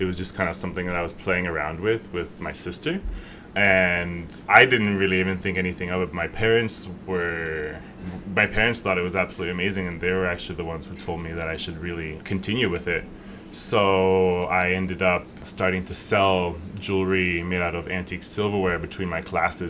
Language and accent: English; Connecticut, United States; moved away as an adult; now in Puerto Rico; I'm white. I'm originally from Connecticut. I'm really tall. I'm 6'4". I'm gay. I speak English and Spanish. I moved here when I was 18